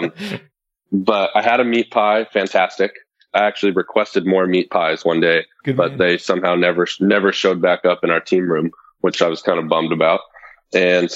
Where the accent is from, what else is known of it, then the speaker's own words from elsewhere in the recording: Los Alamitos, California, United States; I grew up kind of near Long Beach in a city called Los Alamitos in Southern California.